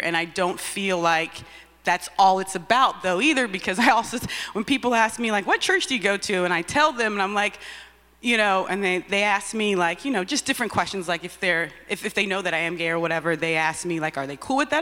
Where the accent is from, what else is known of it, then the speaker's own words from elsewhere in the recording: Texas, United States; moved away; I grew up in Texas